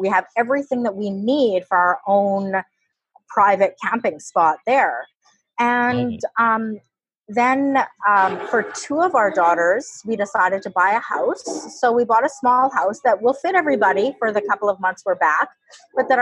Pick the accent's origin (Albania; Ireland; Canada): Canada; we're Canadian